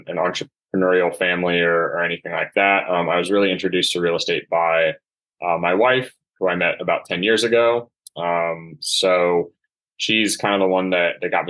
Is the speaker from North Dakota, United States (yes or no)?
no; Bay Area, California, United States; also born or lived in Los Angeles, California; I was in California at that time, born and raised in the Bay Area